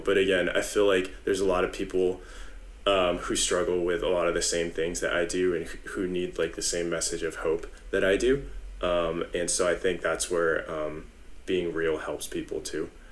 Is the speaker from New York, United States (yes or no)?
no; San Jose, California, United States; I'm originally from San Jose, uh, been in the Bay Area for a long time